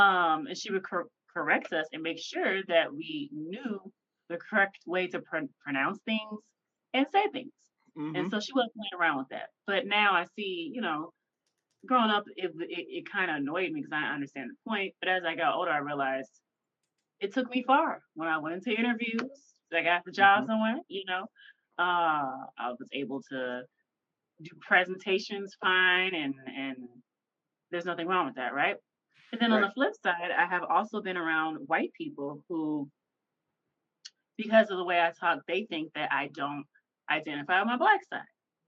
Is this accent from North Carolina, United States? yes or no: no; Memphis, Tennessee, United States; Because I grew up in Memphis, and Memphis is the checking capital for everybody who knows that. And that's a rough ass place to grow up in and not have a typical Memphis accent.